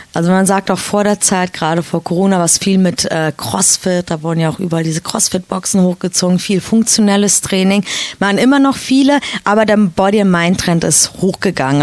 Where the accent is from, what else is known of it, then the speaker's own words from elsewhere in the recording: Kassel, Hesse, Germany; moved away as an adult; now in Soma Bay, Egypt; Ich komme ursprünglich aus äh, Kassel, also Nordhessen, die Ecke